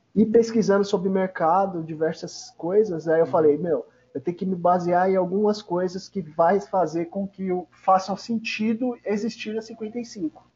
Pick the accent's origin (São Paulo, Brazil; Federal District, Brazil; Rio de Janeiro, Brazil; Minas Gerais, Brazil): São Paulo, Brazil; Eu sou da região de, da Zona Leste, né? Arthur Alvim, Zona Leste, São Paulo